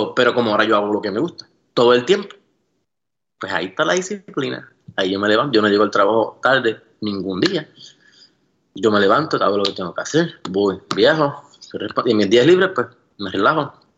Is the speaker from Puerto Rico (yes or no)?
yes; San Juan, Puerto Rico; moved away as an adult; now in Las Vegas, United States; yo nunca me fui de Puerto Rico